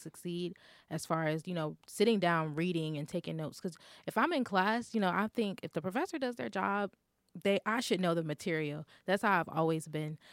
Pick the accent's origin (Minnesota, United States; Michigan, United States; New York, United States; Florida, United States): Florida, United States; I'm from Florida and it's always hot